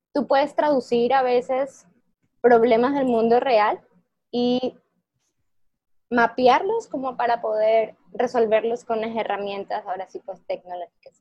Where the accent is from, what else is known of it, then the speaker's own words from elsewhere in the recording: Ecuador; moved away as an adult; also born or lived in Monterrey, Mexico; yo soy de Ecuador y fui a estudiar mi carrera profesional a, México, al TEC de Monterrey